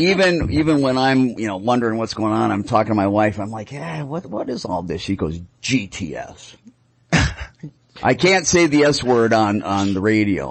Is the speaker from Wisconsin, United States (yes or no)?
yes; Milwaukee, Wisconsin, United States; now in Phoenix, United States; I'm from Milwaukee